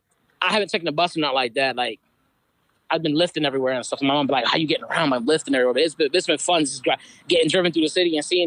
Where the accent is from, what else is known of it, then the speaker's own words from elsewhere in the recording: Spanish Town, Saint Catherine Parish, Jamaica; don't forget I'm from Spanish Town, too. You remember that? I'm from Spanish Town.